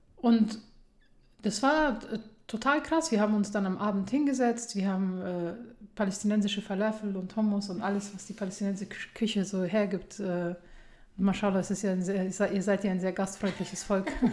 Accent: Germany; Dort, wo ich herkomme, ja, also ich würde jetzt einfach mal sagen aus der Bundesrepublik Deutschland

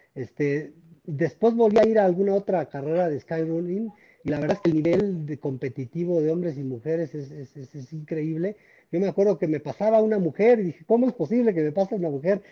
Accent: Mexico

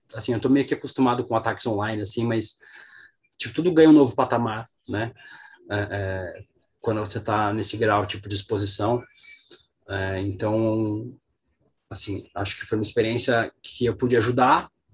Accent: Balneário Camboriú, Santa Catarina, Brazil; moved away; also born or lived in São Paulo; eu sou de São Paulo, mas eu cresci em Santa Catarina, eu cresci em Balneário Camboriú

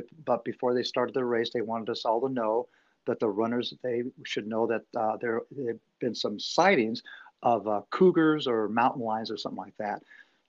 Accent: Denver, Colorado, United States; now in Archbold, United States; I'm originally from Denver, Colorado.

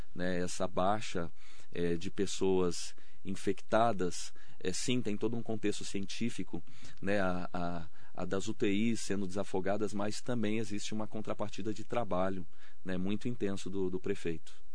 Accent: Brazil; dizer assim que eu sou brasileiro

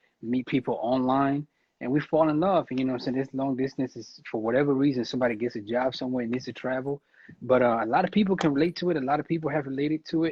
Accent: Cameroon; I'm from Cameroon

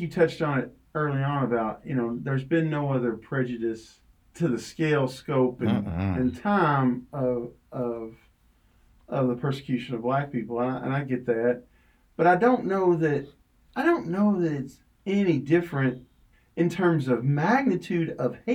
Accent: Shively, Kentucky, United States; Growing up in Shively, Kentucky, right? Suburb of, or an area of Louisville

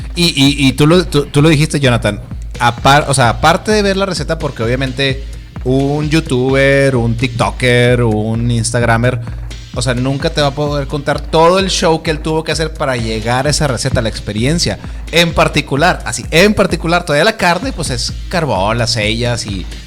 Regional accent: Monterrey, Nuevo León, Mexico; como buen regio

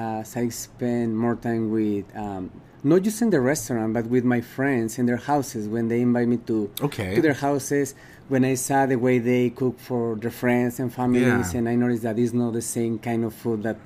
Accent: Guanajuato, Mexico; moved away as an adult; now in Utah, United States; I'm from Mexico. What part of Mexico? It's called Guanajuato. It's kind of center of Mexico.

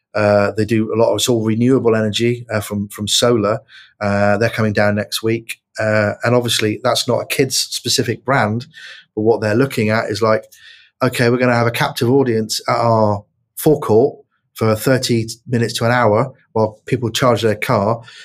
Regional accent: Plymouth, South West England, United Kingdom; I grew up in Plymouth uh, as a young lad.

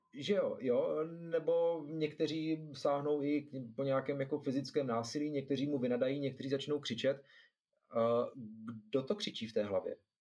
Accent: Zlín, Zlín Region, Czechia; já jsem ze Zlína

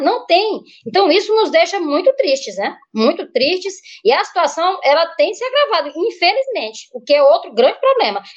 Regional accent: Bacabal, Maranhão, Brazil; eu sou natural de Bacabal, no Maranhão

